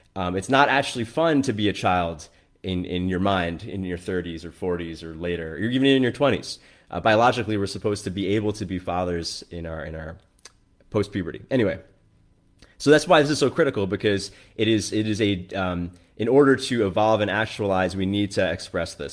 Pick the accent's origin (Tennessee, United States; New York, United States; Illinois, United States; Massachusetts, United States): New York, United States; i grew up in New York